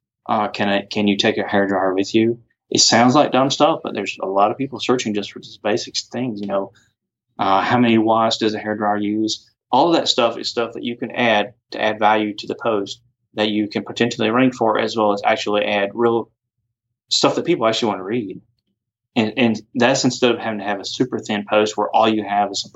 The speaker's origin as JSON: {"language": "English", "area": "off Singleton Road, near Jimmy Carter Boulevard", "region": "Georgia", "country": "United States", "also_born_or_lived": "Duluth, Georgia / Roswell, Georgia / Alpharetta, Georgia", "said": "originally off somewhere off Singleton Road, not too far from Jimmy Carter Boulevard"}